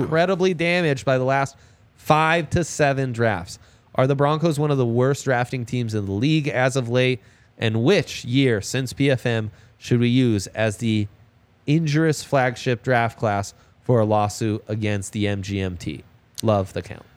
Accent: Italy; now in Denver, United States; I grew up in Italy

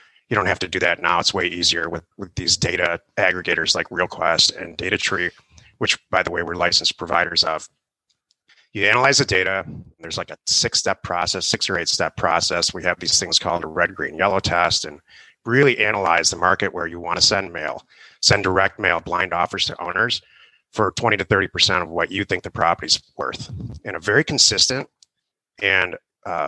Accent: Detroit, Michigan, United States; also born or lived in California; now in Arizona, United States; I grew up in Detroit, actually, and right out of college, Michigan State

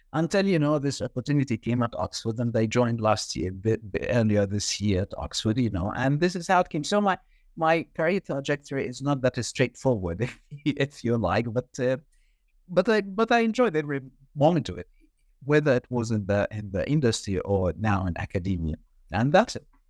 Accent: Egypt; moved away as an adult; I did my undergrad in banking, and this was back in Egypt, my home country.

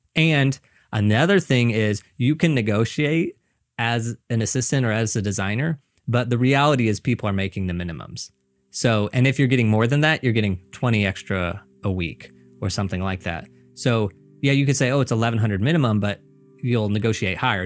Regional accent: Missouri, United States; moved away as an adult; now in New York, United States; I'm originally from Missouri, so I moved here

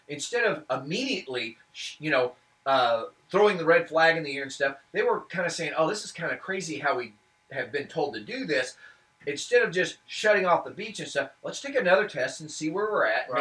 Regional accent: Lake of the Ozarks, Missouri, United States; also born or lived in Tuscumbia, Missouri; I grew up in Lake of the Ozarks.

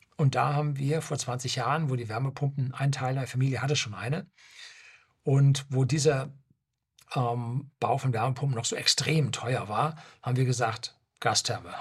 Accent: Germany; also born or lived in Seeshaupt, Bavaria; bei uns in Deutschland

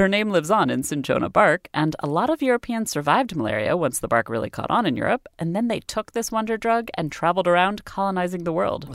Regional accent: United Kingdom; moved away; Kim is British, like me

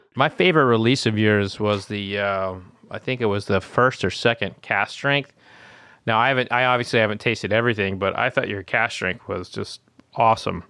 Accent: Oklahoma, United States; growing up in Oklahoma

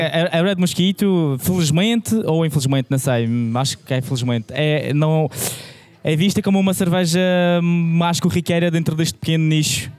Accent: Madeira, Portugal; moved away; eu sou madeirense e quando vou à Madeira

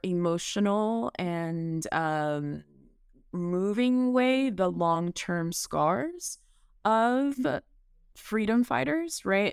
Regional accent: Miami, Florida, United States; Miami, which is my hometown

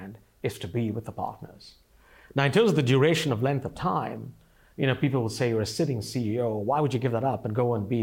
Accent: India; moved away as an adult; now in United States; I came to this country from India. I grew up, I came here as a migrant or an immigrant

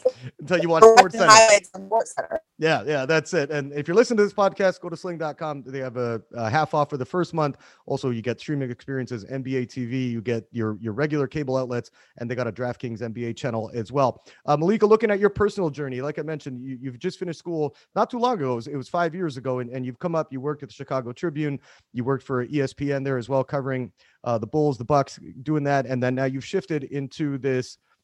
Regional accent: Vancouver, British Columbia, Canada; now in Los Angeles, United States; I'm personally from Vancouver, Canada. I live in downtown Los Angeles now

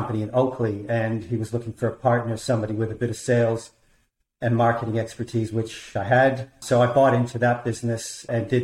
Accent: Toronto, Ontario, Canada; moved away as an adult; now in Australia; I was born in Toronto, Canada. I moved to Australia in the early 1990s

